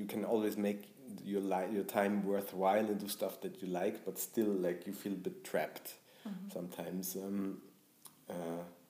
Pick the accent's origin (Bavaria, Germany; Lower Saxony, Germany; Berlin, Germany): Bavaria, Germany; growing up in Bavaria